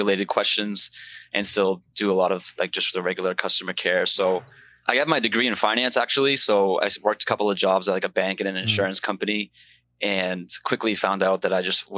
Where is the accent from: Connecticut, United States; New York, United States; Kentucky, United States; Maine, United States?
Maine, United States; moved away as an adult; now in Florida, United States; I'm originally from Maine, grew up in Maine, but I'm in Florida now enjoying the sunshine